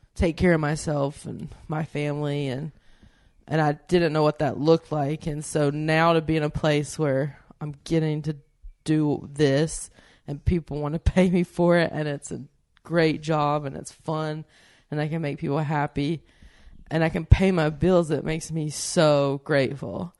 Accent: the South, United States; moved away as an adult; I come from the South, and there's a lot of storytellers there

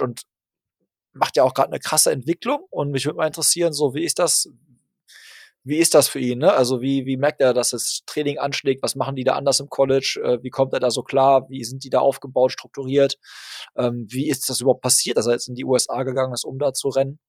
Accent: Hagen, North Rhine-Westphalia, Germany; in meine Heimatstadt Hagen

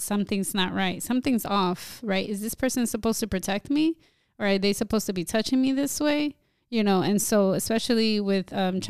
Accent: New Jersey, United States; growing up in this generation where I am a Dominican American born and raised in Jersey

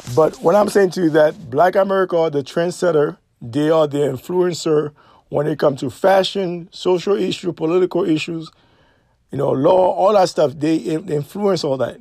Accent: New York City, New York, United States; also born or lived in Caribbean; when I was growing up in New York City, Brooklyn, New York, precisely

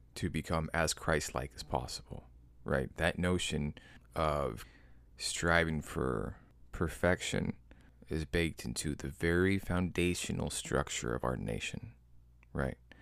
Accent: Midwest, United States; I'm from the Midwest.

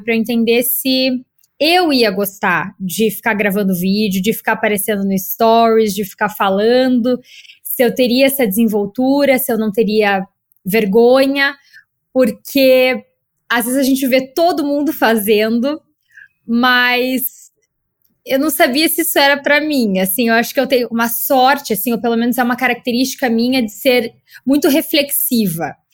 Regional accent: Curitiba, Paraná, Brazil; moved away as an adult; now in São Paulo, Brazil; eu sou de Curitiba

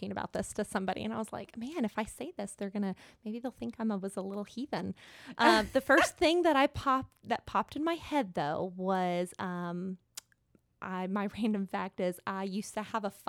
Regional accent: South Carolina, United States; also born or lived in Arizona; I was born in Arizona, um, though not for very long. We didn't live there. I'm a military child. Um, so we lived a few places before settling in um, South Carolina.

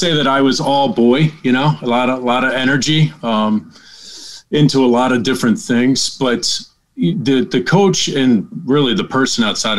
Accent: Annapolis, Maryland, United States; I grew up in Annapolis, Maryland, which is one of the hotbeds, right, of the country.

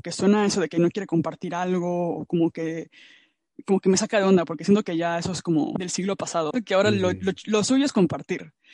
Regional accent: Mexico; moved away; en México, ¿no? Que es como de donde yo vengo, donde yo estuve

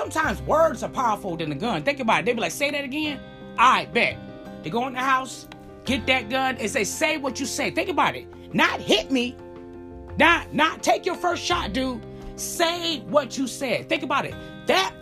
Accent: Chicago, Illinois, United States; I grew up in Chicago

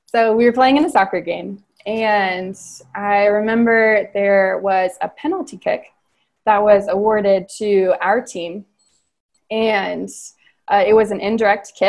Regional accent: Cincinnati, Ohio, United States; I grew up in Cincinnati

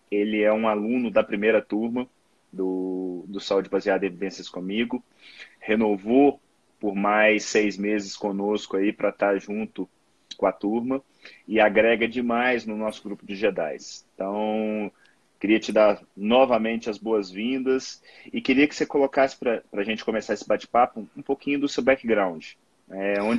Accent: Minas Gerais, Brazil; eu sou mineiro, né?

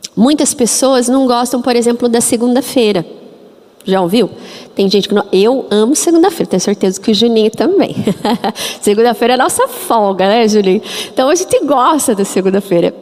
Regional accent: Curitiba, Paraná, Brazil; Eu sou curitibana exatamente 40 anos. Eu nasci em Curitiba

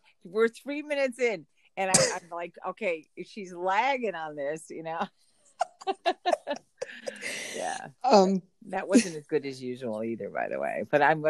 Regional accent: Hartford, Connecticut, United States; Hartford. I was born in Hartford. I'm the only person in my family born in Connecticut, though.

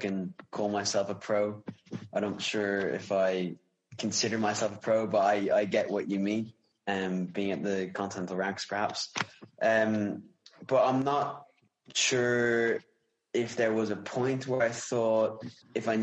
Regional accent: Wicklow, Leinster, Ireland; I'm an Irish cyclist from Wicklow

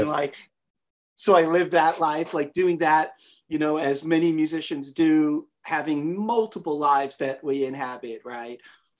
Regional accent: New York City, New York, United States; moved away as an adult; also born or lived in Westchester, New York; now in Monterey, United States; I live in Monterey, California. But if you can tell from the way I say that, you can tell I am from New York, where I'm born and raised. I'm a Queens boy. And I grew up in Flushing, Queens. I was born in Flushing Hospital.

